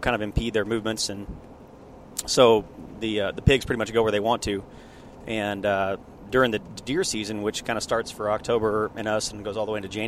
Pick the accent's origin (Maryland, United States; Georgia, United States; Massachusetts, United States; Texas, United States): Texas, United States; there's just something fun about being a Texan